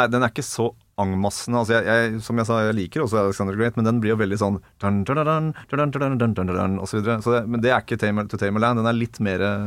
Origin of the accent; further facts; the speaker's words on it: Ringerike, Buskerud, Norway; Vegård skole i hjembygda mi, Åsa innerst i Steinsfjorden eh, på Ringerike